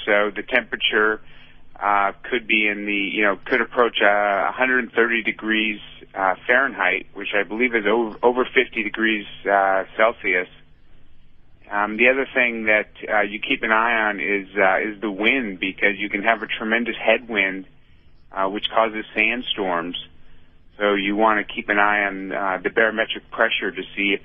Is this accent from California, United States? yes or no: yes; San Francisco, California, United States; my hometown of San Francisco